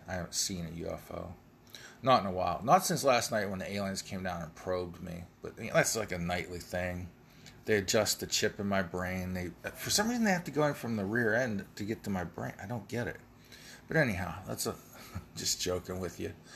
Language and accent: English; United States; I'm an American